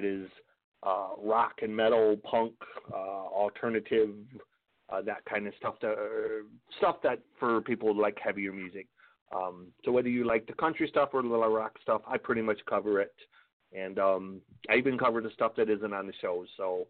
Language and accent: English; Michigan, United States; moved away; also born or lived in Arkansas; I lived in Arkansas for about 10 years. So I'm originally from Michigan, but I live down there.